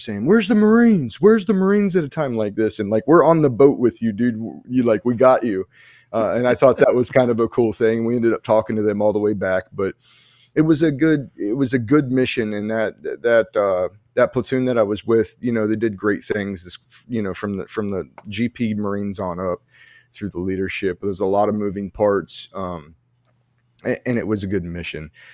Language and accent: English; New Jersey, United States; there's people from, like, Jersey, there's people from my hometown